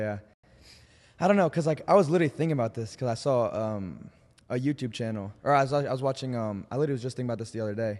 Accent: Indianapolis, Indiana, United States; moved away; everyone in Nelson, my hometown

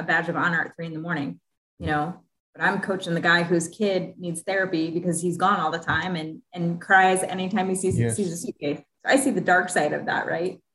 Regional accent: Midwest, United States; I'm a Midwesterner, you know, I'm very Midwestern

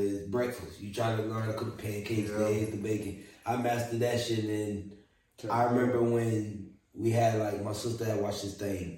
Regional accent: Orlando, Florida, United States; moved away; also born or lived in Arizona; I'm from Orlando, born and raised

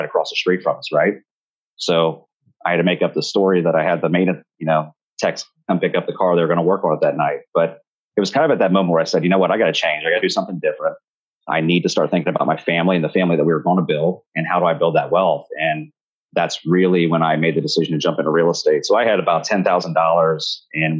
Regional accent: Riverside, Ohio, United States; I grew up in Dayton, Ohio, actually a suburb of Dayton right on the border called Riverside, Ohio

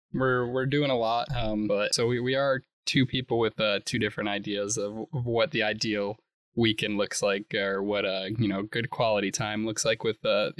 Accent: Houston, Texas, United States; we're from Houston

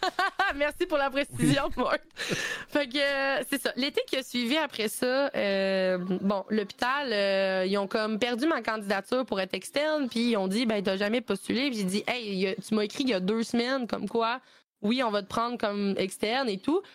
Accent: Sherbrooke, Quebec, Canada; je viens de Sherbrooke puis j'ai étudié là-bas

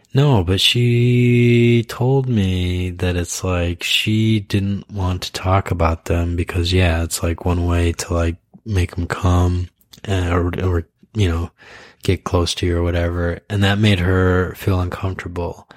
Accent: Idaho, United States; moved away; I grew up in Idaho where like BB guns were like a big thing

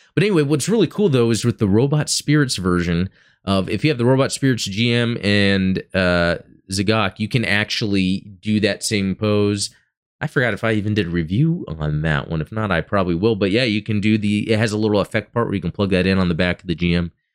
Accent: Dallas–Fort Worth area, Texas, United States; I'm from Texas and, um, you know, growing up, uh, here where I have in the D F W area

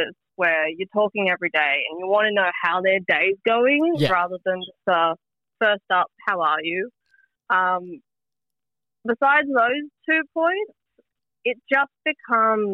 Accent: Newcastle, New South Wales, Australia; I'm from Newcastle myself.

